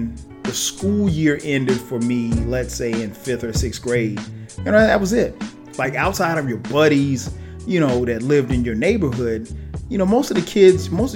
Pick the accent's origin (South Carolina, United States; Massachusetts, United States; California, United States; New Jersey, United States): South Carolina, United States; Florence; moved away as an adult; now in Atlanta, United States; growing up in South Carolina, I grew up in a place called Florence, South Carolina